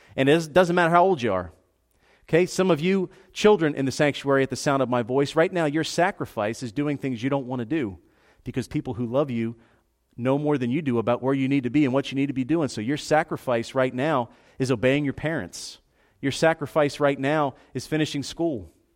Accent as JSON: {"language": "English", "town": "Philadelphia", "region": "Pennsylvania", "country": "United States", "tie": "born or raised there", "also_born_or_lived": "South Georgia", "moved": "as an adult", "said": "where I grew up in Philadelphia"}